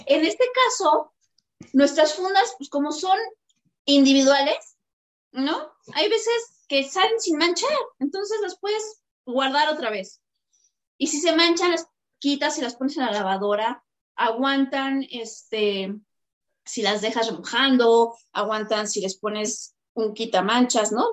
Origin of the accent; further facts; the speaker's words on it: Mexico; nosotros los mexicanos